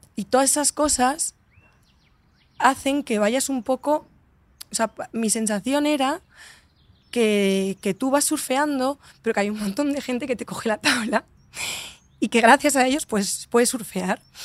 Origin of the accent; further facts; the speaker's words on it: Valencia, Valencian Community, Spain; moved away; also born or lived in Madrid; siempre he vivido como Valencia un poco desde fuera